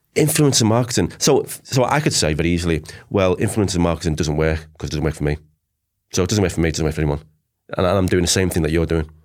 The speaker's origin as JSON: {"language": "English", "town": "Liverpool", "region": "North West England", "country": "United Kingdom", "moved": "as an adult", "said": "I'm from Liverpool"}